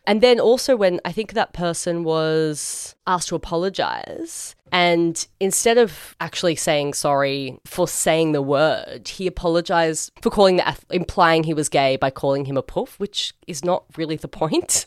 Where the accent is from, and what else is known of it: Australia